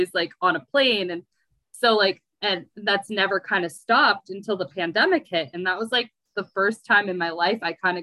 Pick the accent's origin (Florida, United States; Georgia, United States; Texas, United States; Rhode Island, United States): Rhode Island, United States; also born or lived in California; now in Europe; I'm from Les Estados Unidos, or America. I spent the last 3 years in California. I grew up in Rhode Island. And right now I'm living in Europe.